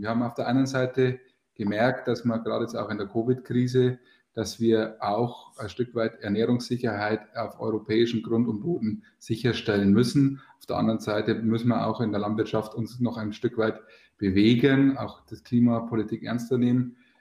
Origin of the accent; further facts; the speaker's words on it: Bavaria, Germany; Bei uns in Bayern